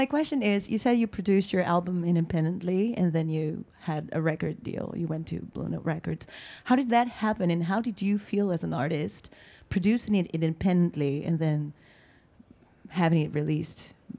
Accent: São Paulo, Brazil; moved away; from Brazil.

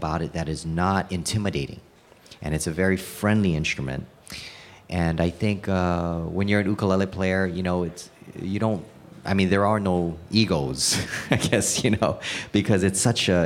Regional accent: Hawaii, United States; I was born and raised in Hawaii

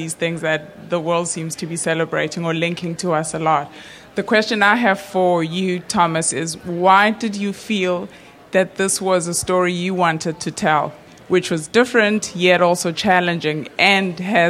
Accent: South Africa; As a South African

